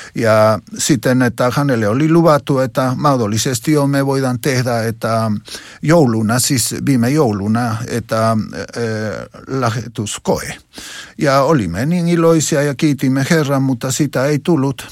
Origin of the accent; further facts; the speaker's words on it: Huancayo, Junín, Peru; Finnish is a second language; moved away; seurakunta Jeesuksen Kotkat seurakunta mun kotikaupungissa Wankajossa